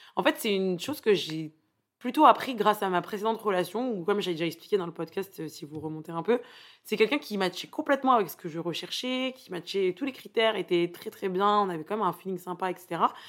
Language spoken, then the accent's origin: French; Paris, Île-de-France, France; je viens de Paris